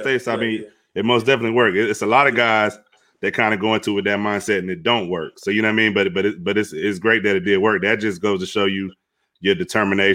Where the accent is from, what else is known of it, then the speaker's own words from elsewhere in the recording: Fayetteville, North Carolina, United States; I'm actually from North Carolina.